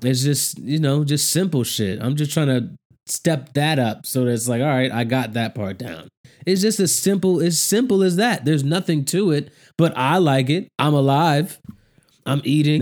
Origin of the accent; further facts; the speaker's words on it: United States; being an American